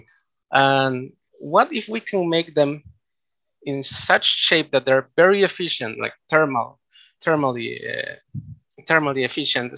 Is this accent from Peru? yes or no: yes; Peru; also born or lived in Japan; I am from Peru. I studied an undergraduate on mechanical engineering here in Peru at the PUCP.